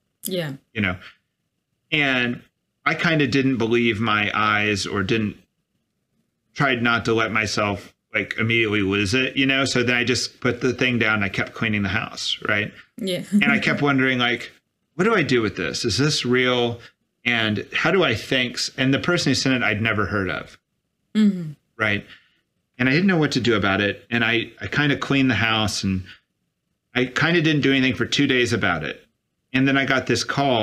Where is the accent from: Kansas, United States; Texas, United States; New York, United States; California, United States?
Texas, United States; Dallas; moved away; I'm from Dallas